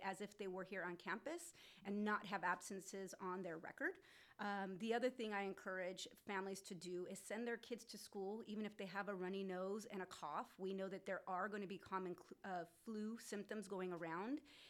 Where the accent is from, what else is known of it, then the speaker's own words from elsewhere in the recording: Whittier, California, United States; I was born and raised in Whittier